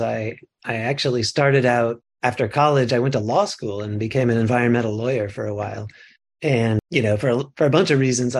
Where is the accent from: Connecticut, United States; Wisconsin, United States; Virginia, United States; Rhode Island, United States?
Connecticut, United States; now in California, United States; I grew up in Connecticut